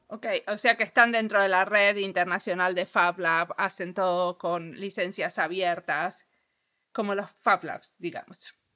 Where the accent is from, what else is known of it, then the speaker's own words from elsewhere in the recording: Argentina; soy argentina